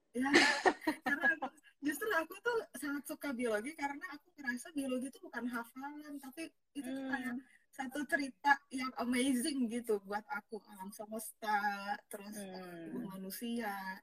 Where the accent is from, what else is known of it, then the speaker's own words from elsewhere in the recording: Jakarta, Indonesia; also born or lived in Tangerang / Surabaya; kalau aku, lahirnya udah di Jakarta